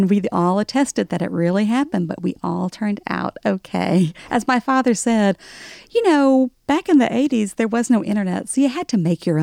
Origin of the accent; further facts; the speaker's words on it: Alabama, United States; accent: Southern; moved away as an adult; now in New York, United States; me growing up in Alabama